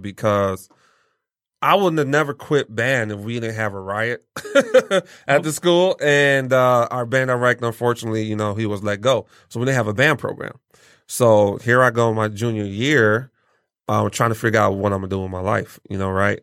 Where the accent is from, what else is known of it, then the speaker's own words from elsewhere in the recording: Pontiac, Michigan, United States; also born or lived in Nigeria / Lansing, Michigan / Detroit, Michigan; Pontiac raised me.